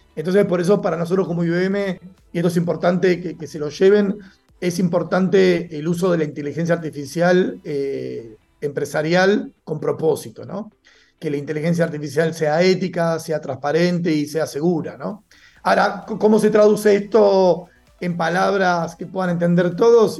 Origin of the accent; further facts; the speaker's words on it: Argentina; moved away as an adult; now in Mexico; Soy argentino viviendo en México hace ya algunos años